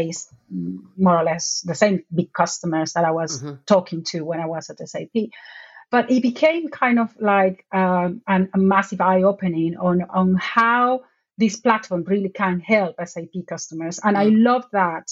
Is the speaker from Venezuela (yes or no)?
yes; Venezuela; moved away as an adult; now in United Kingdom; I'm originally from Venezuela